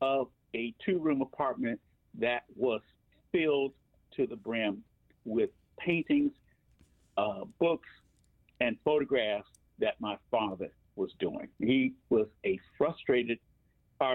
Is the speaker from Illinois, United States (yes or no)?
yes; Chicago, Illinois, United States; I was born on the south side of Chicago